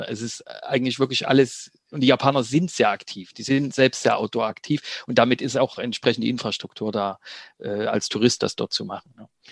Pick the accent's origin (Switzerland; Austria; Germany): Germany; als Deutsche